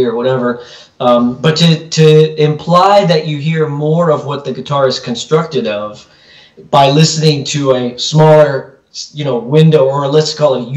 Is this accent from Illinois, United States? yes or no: yes; Chicago, Illinois, United States; moved away as an adult; now in California, United States; I'm from the Chicagoland area.